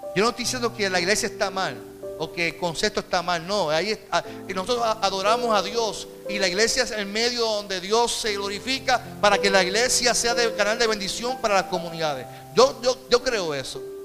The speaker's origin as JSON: {"language": "Spanish", "country": "Puerto Rico", "said": "como puertorriqueño"}